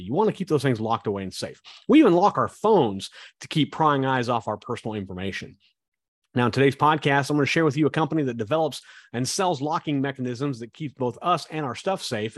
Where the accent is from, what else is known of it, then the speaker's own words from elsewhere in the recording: Kansas, United States; I grew up in Kansas